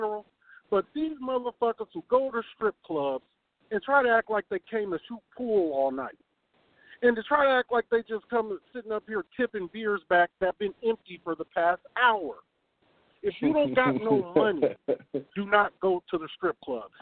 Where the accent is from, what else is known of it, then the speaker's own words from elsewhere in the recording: West Coast, United States; us fellas over here on the West Coast